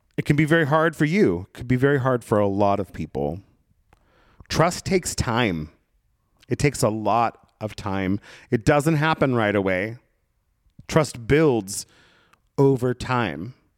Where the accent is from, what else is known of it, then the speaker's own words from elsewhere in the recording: Brookings, Oregon, United States; moved away; I found myself back in my hometown in Southern Oregon, in Brookings, Oregon